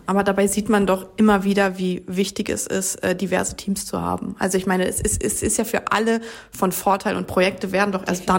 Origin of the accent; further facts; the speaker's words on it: Germany; bei uns in Deutschland